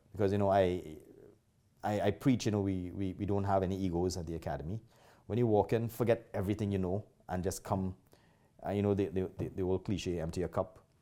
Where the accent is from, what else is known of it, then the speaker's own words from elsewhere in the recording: Trinidad & Tobago; now in Calgary, Canada; I'm not originally from Canada. I am from Trinidad. And a lot of people recognize my accent right away.